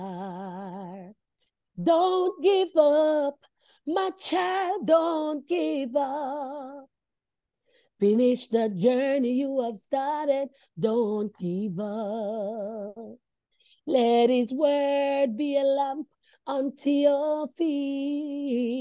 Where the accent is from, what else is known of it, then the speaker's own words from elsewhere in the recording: Bamboo, Saint Ann, Jamaica; moved away as an adult; also born or lived in Brown's Town, Jamaica; now in Sydney, Australia; I grew up in clay ground in Bamboo, and I went to St. Hilda's High School